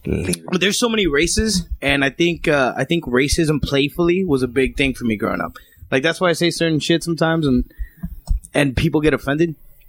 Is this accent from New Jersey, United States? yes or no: yes; North Bergen, New Jersey, United States; growing up in Jersey, like North Bergen, where I grew up